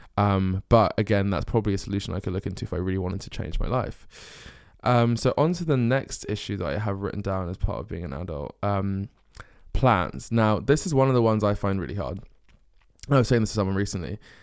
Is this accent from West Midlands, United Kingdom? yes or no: no; Essex, East of England, United Kingdom; moved away as an adult; also born or lived in North London / Bristol; now in London, United Kingdom; we moved to Essex when I was, um, I think like four or five years old. And then grew up in Essex, went to a school in Essex.